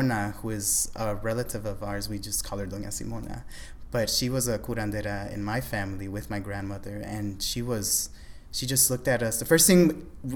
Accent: Chicago, Illinois, United States; Born and raised in Humboldt Park, in a predominantly Puerto Rican neighborhood.

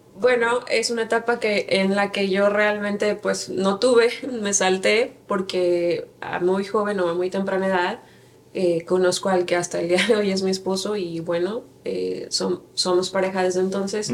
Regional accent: Santiago de Querétaro, Querétaro, Mexico; moved away as an adult; also born or lived in Mexico City; now in Phoenix, United States; yo nací en la Ciudad de México, 24 de septiembre de 1986, pero eh, por situaciones laborales de mi papá nos fuimos a vivir a Querétaro, Santiago de Querétaro, Querétaro, la capital del estado de Querétaro, eh, cuando tenía seis años. Entonces, crecí en Querétaro

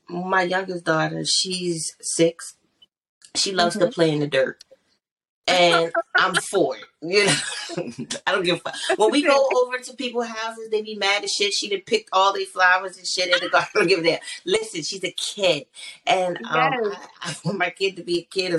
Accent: Baltimore, Maryland, United States; I grew up in a pretty good area of Baltimore

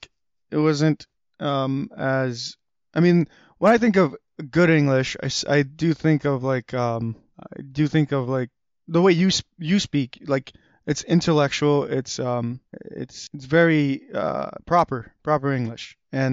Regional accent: Afghanistan; now in United States; When we came from Afghanistan, there was a church that was the church, it was because of the church that we got the refugee resettlement in.

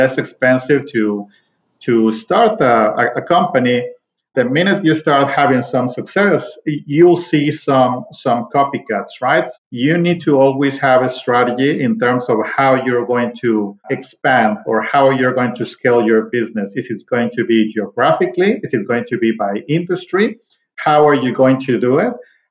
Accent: Coatzacoalcos, Veracruz, Mexico; English is a second language; moved away as an adult; also born or lived in Monterrey / Chicago / Dallas; now in San Antonio, United States; I'm from a very What used to be a very small town in Mexico is called Coatzacoalcos, Veracruz.

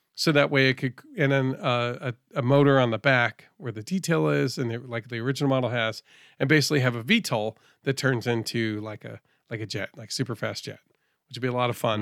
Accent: Northeast, United States; I'm from the Northeast

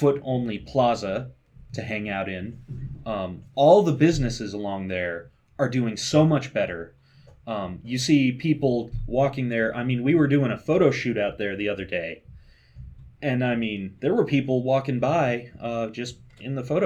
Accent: Mount Vernon, Indiana, United States; I grew up in Mount Vernon

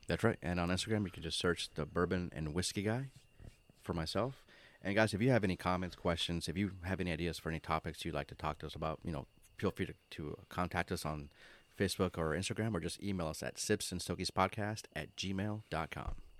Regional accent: Orlando, Florida, United States; moved away; I grew up in Orlando

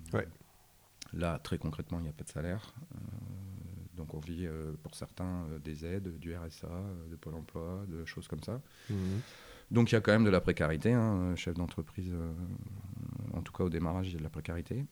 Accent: Arras, Hauts-de-France, France; now in Lille, France; je viens d'Arras

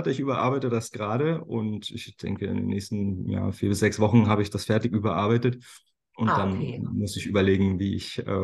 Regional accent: Potsdam, Brandenburg, Germany; also born or lived in Atlanta, United States; ich bin, bin gebürtiger Potsdamer.

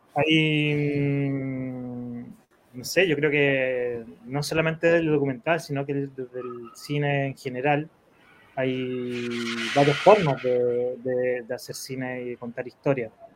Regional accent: Chile

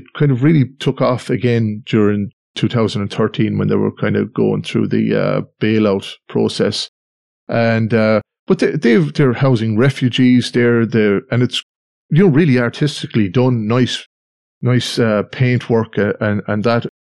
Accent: Australia; born there; Well, I was born in Australia anyway, so, with immigration

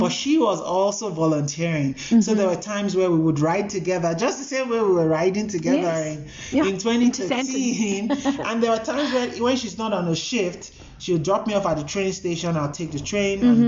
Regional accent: Nigeria; moved away as an adult; now in South Africa; I am from Nigeria

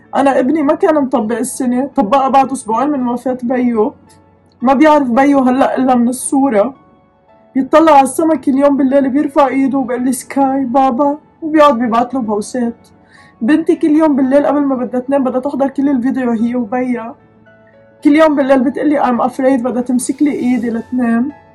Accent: Lebanon; moved away; نحن لبنانية لازم ننزل نتعالج ببلدنا

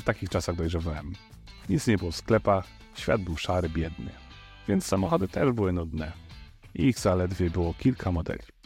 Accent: a village near the Dunajec river, Lesser Poland, Poland; o ile nie zalało naszej wioski, to okoliczny Dunajec przestał nadawać się do pływania. I to był mój dziecięcy problem

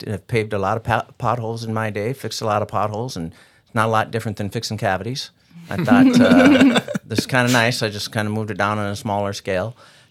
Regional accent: Glendive, Montana, United States; So my history in this area started out that I grew up in Eastern Montana.

